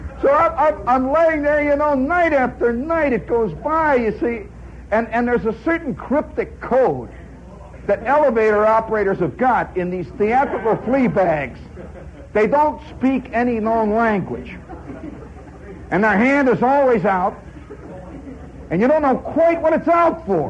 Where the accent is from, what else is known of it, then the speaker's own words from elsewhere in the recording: Indiana, United States; moved away as an adult; also born or lived in Hobart, Indiana; now in New York City, United States; I come from Indiana